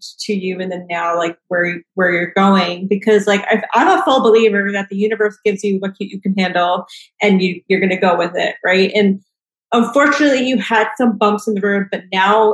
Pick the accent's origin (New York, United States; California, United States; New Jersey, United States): New York, United States; New York City; I'm a New Yorker